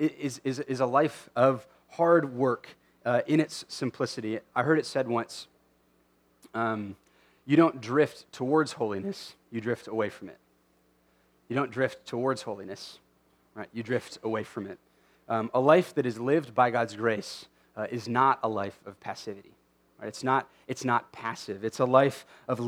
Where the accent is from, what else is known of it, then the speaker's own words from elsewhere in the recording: United States; as American Christians